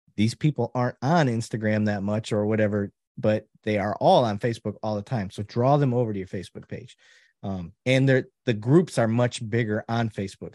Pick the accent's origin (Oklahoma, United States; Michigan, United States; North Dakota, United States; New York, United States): Michigan, United States; Flint; my background growing up in Flint, Michigan